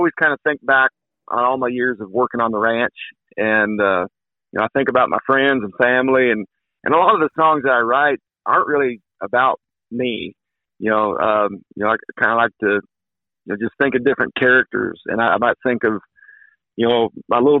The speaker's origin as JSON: {"language": "English", "town": "Kaycee", "region": "Wyoming", "country": "United States", "tie": "born or raised there", "also_born_or_lived": "northeast Kansas", "moved": "as an adult", "lives_now": "Kansas, United States", "said": "very proud to be born and raised in the great state of Wyoming."}